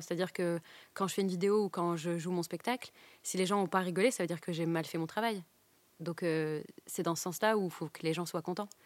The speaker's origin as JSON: {"language": "French", "town": "Douai", "region": "Hauts-de-France", "country": "France", "tie": "born or raised there", "said": "j'ai grandi à Douai"}